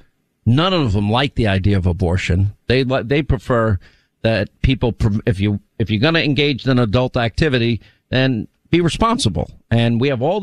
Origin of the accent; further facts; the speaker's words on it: New York, United States; moved away as an adult; also born or lived in Rhode Island / California / Alabama / Georgia; I grew up in New York and then I lived 5 years